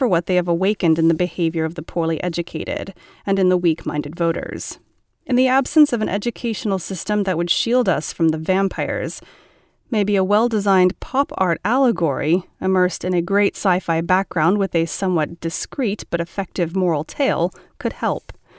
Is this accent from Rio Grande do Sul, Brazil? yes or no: no; Rio de Janeiro, Brazil; I was born in August 1969 in Rio de Janeiro, Brazil.